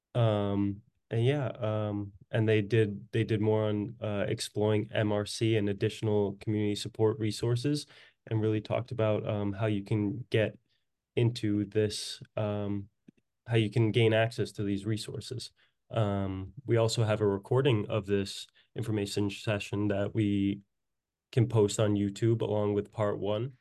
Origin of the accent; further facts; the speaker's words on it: Woburn, Massachusetts, United States; my hometown, Woburn, Massachusetts